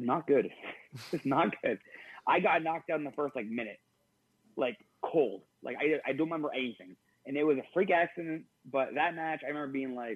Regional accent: Canada; we're both Canadian

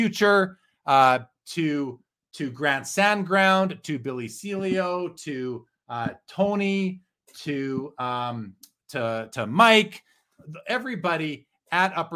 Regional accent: Winnipeg, Manitoba, Canada; When I was growing up in Winnipeg, I used my paper route money and bought my first little TV

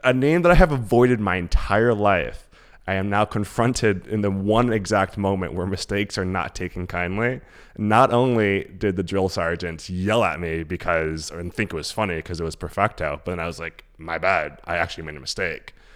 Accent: New York City, New York, United States; accent: thick New York; also born or lived in Queens, New York; So we left Harlem probably when I was like, I don't know, twelve or so. So my, like, so my formative years probably were Queens, but, like, I grew up in Harlem

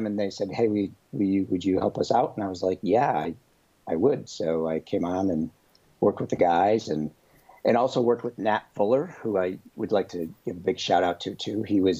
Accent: Buffalo, New York, United States; moved away as an adult; now in California, United States; I grew up in Buffalo, New York.

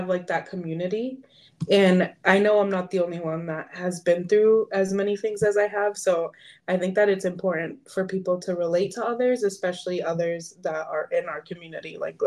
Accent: Massachusetts, United States; I am from Massachusetts

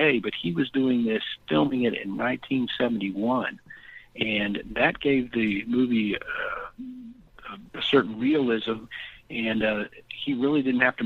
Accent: Texas, United States; I'm from Texas

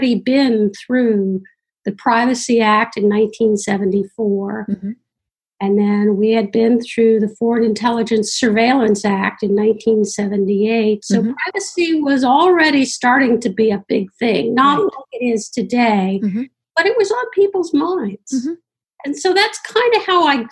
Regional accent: Washington, District of Columbia, United States; I grew up in Washington, D.C.

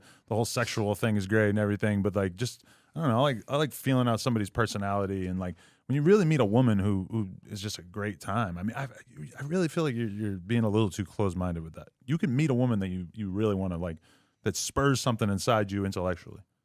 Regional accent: New Hampshire, United States; moved away as an adult; now in Los Angeles, United States; growing up in New Hampshire, I mean, a, and granted, I only lived there till I was, like, nineteen or twenty

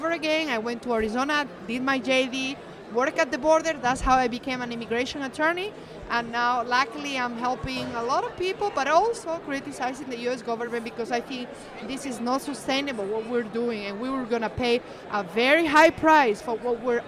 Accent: Seville, Andalusia, Spain; English is a second language; moved away as an adult; also born or lived in Tampa Bay area, Florida; now in United States; I'm luckily not from Barcelona or Madrid. I'm from southern Spain, Sevilla.

